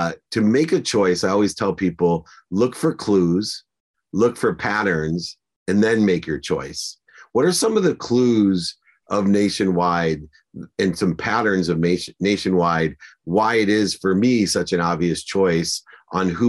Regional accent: Akron, Ohio, United States; I was born in Akron, Ohio

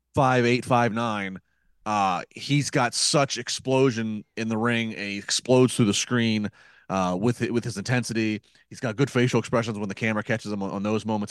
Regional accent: Maryland, United States; I grew up in Maryland

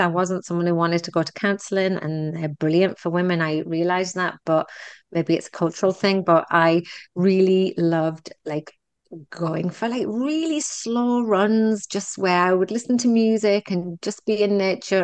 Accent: United Kingdom; also born or lived in Texas; now in Canada; I'm very British about putting things in the box and moving away from them

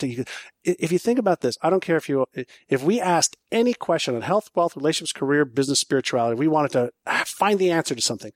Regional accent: Montreal, Quebec, Canada; first language Hebrew; English is a second language; moved away as an adult; also born or lived in Israel / Toronto; when I was um, five, six, seven years old, I moved from Israel to Montreal. I mm. spoke Hebrew, but not English or French.

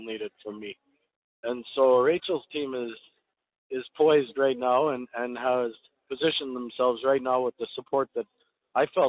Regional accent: Canada; I'm Canadian. I'm as proud of a Canadian as anyone is of their own country.

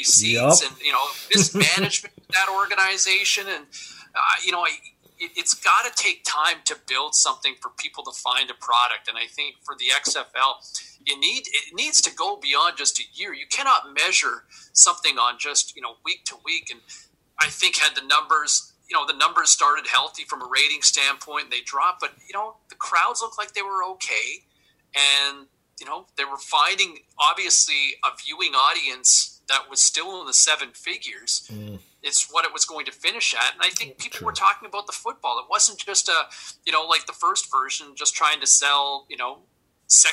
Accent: Ottawa, Ontario, Canada; I grew up in Ottawa.

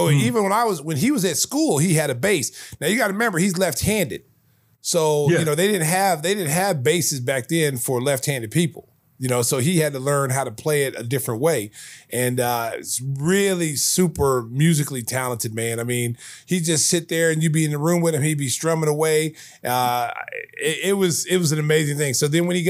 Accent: Oklahoma, United States; I was from Oklahoma

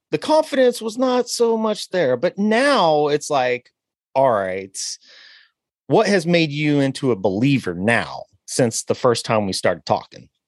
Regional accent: Lawton, Oklahoma, United States; born there; I was born in Lawton, so I know a little something about uh, Oklahoma, but I was just born there yeah. because my dad was in the service.

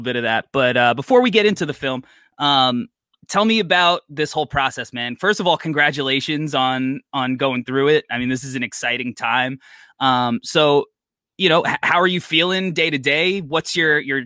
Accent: New York City, New York, United States; I'm a New Yorker

